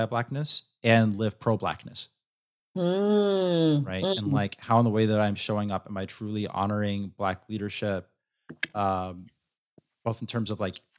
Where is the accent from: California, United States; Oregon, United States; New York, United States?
New York, United States; New York City; moved away; I grew up in New York City